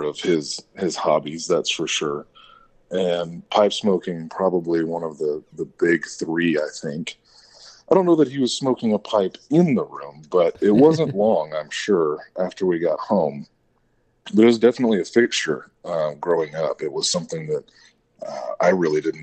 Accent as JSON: {"language": "English", "town": "San Antonio", "region": "Texas", "country": "United States", "tie": "born or raised there", "also_born_or_lived": "Kerrville, Texas", "said": "I was born and raised in San Antonio"}